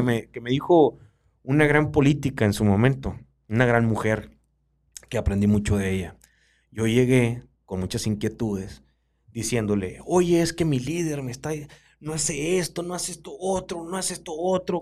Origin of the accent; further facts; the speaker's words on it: Baviácora, Sonora, Mexico; Babiácora mi, casa, mi seno, mi matria, donde yo nací